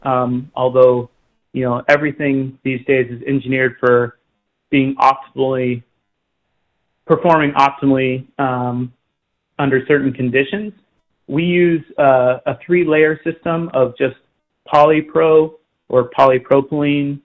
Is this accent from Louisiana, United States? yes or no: no; Oklahoma, United States; moved away; I grew up in Oklahoma and we didn't have insulated boots um, because it didn't snow there very